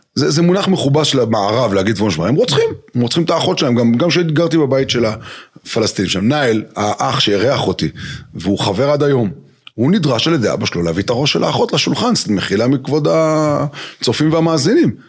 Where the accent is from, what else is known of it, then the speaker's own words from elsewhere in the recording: Jerusalem, Jerusalem District, Israel; גדלתי בירושלים